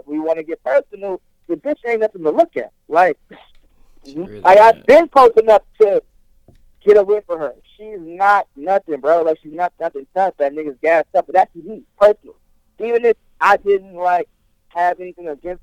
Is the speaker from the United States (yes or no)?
yes; New Jersey, United States; I was born in Jersey